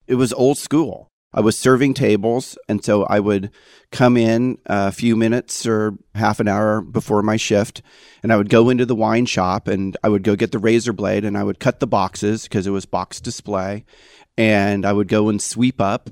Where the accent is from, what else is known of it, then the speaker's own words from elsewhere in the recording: Eureka, California, United States; moved away as an adult; also born or lived in Las Vegas, Nevada / San Francisco, California / Davenport, Iowa / Napa, California; my hometown of Eureka, California